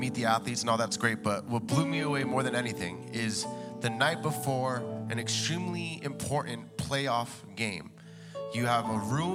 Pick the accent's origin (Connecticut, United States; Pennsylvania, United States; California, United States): Pennsylvania, United States; moved away; I was born in Pennsylvania